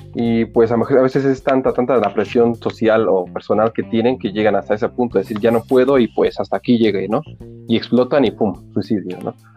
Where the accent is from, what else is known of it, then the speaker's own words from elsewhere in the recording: Mexico City, Mexico; crecí ya en Iztapalapa